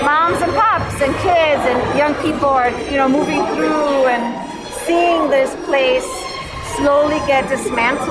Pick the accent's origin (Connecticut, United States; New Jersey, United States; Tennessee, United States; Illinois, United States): Illinois, United States; Chicago; I'm an artist from Little Village